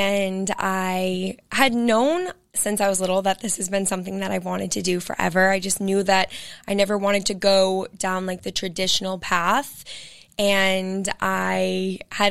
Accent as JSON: {"language": "English", "area": "Cape Cod", "region": "Massachusetts", "country": "United States", "tie": "born or raised there", "lives_now": "Boston, United States", "said": "I am born and raised in Massachusetts. I'm from Cape Cod"}